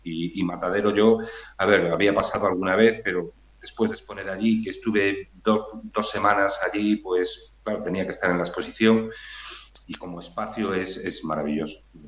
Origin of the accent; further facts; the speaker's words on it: Redondela, Galicia, Spain; now in Vigo, Spain; yo soy de Redondela, ahora vivo en Vigo